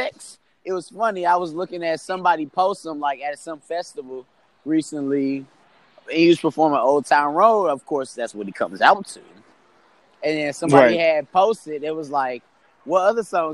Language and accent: English; St. Louis, Missouri, United States; moved away as an adult; nothing compares to my hometown, bro. Like, we are a beautiful fucking place and a worthy destination for so many people. And we have so many creative folks that literally leave St. Louis